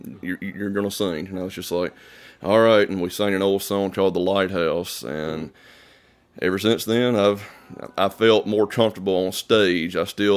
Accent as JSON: {"language": "English", "town": "Eupora", "region": "Mississippi", "country": "United States", "said": "Eupora, Mississippi. It's a little town, maybe 1,000 people at most. I live off maybe 10 minutes away from Eupora, actually, in a little community called Center."}